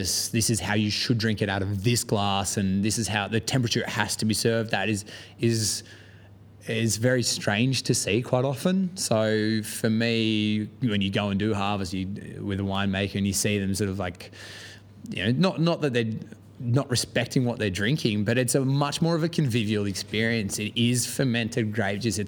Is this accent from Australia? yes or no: yes; Australia; moved away as an adult; now in London, United Kingdom; where I'm from in Australia